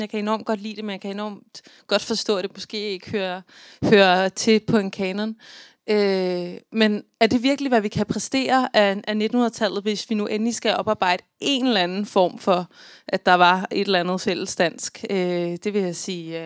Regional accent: Central Jutland, Central Denmark Region, Denmark; født og opvokset på Midtjylland, som jeg er

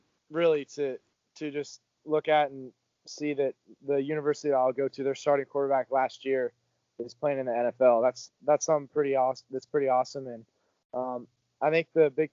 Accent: Oregon, United States; my home state

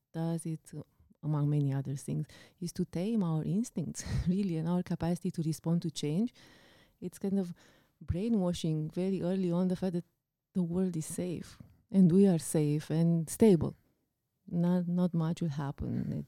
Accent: Romania; English is a second language; now in Canada; it reminds me of when we came from Romania, we brought a cat with us, right?

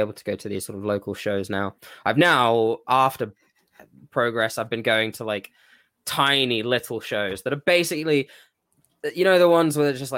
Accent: Devon, South West England, United Kingdom; I'm from the south, not London south. I'm south of south. I'm like right where Devon kicks

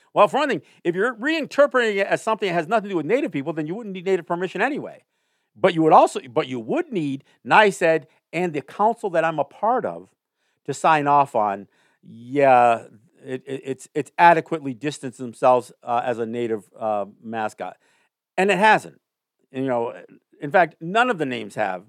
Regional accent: Kahnawake, Quebec, Canada; I'm Mohawk, but I'm from Ganawage

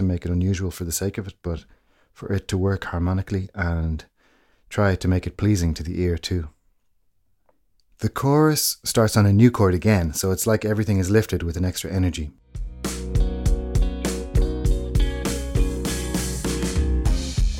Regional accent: Ireland; as an Irish man

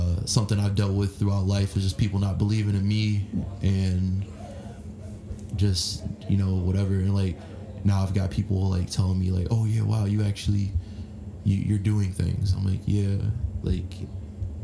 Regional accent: Florida, United States; moved away; also born or lived in California; people in Florida that I grew up

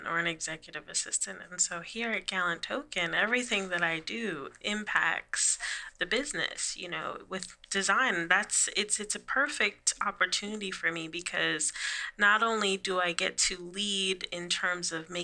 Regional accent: New York City, New York, United States; moved away as an adult; now in North Carolina, United States; I'm from New York City. I was born and raised in the Bronx, and I moved down south after many, many years. I've been in North Carolina for about 2 years now

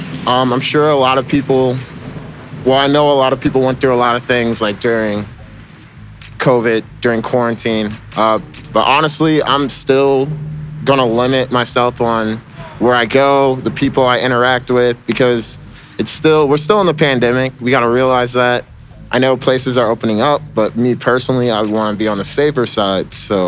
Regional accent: Florissant, Missouri, United States; I'm 23, and I'm from Florissant.

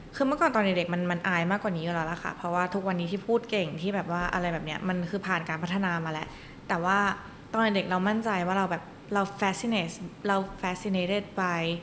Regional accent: Bangkok, Thailand; also born or lived in Hastings, Michigan, United States; เป็นเด็กกรุงเทพ

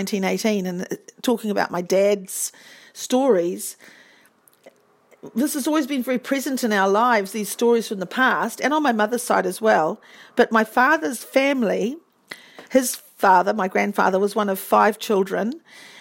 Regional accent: Whakatane, Bay of Plenty, New Zealand; We grew up in Whakatane

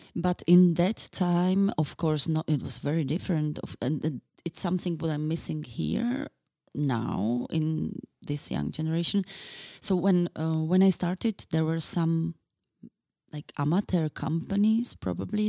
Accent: Bratislava, Bratislava Region, Slovakia; now in Czech Republic; I was born in Bratislava

